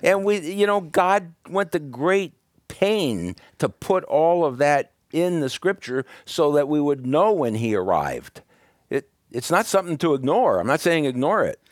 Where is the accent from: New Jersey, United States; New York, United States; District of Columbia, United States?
New York, United States; Brooklyn; moved away; also born or lived in California; when I was a kid growing up in Brooklyn